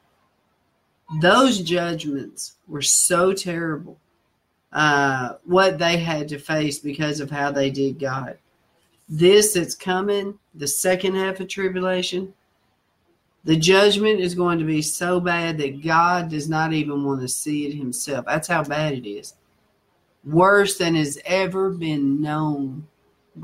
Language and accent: English; Nashville, Tennessee, United States; moved away; my accent just tells, you know. And so I told him I was from Nashville